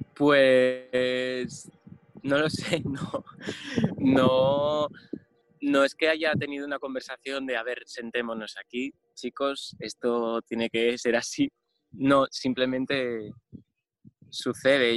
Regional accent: Oviedo, Asturias, Spain; born or raised there; also born or lived in Rodiezmo, León

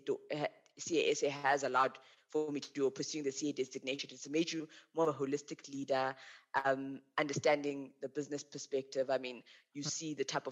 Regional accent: Limpopo, South Africa; also born or lived in Western Cape; now in Johannesburg, South Africa; I really enjoyed growing up in Limpopo

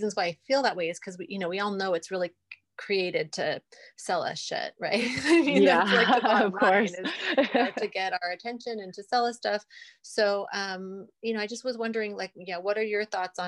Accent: London, United Kingdom; moved away; I'm originally from England. I'm from London. So I have a lot of family there. And so we travel back there often

